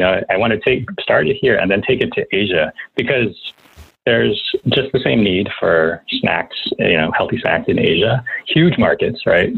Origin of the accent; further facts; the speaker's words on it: New York, United States; I'm from New York